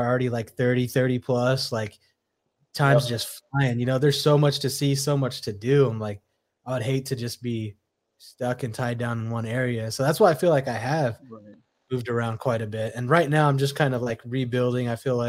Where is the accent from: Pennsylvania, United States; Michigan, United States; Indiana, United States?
Indiana, United States; born there; also born or lived in Arizona / Phoenix; because I was born in Indiana, came back, went to Phoenix, you know, that was when we met, 98